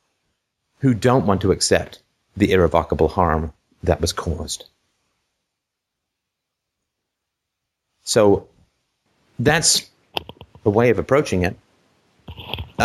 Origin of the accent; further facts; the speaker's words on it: Ireland; I was born in Ireland